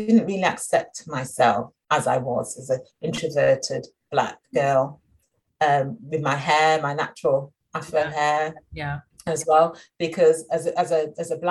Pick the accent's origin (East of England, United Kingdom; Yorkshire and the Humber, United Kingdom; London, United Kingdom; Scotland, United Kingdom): Yorkshire and the Humber, United Kingdom; Sheffield; I grew up in Sheffield, only Black girl in my class